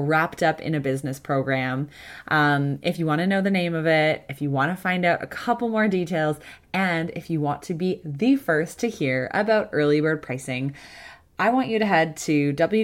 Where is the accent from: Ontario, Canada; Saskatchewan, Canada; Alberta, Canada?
Ontario, Canada; Kitchener; I'm from Kitchener, so I know Guelph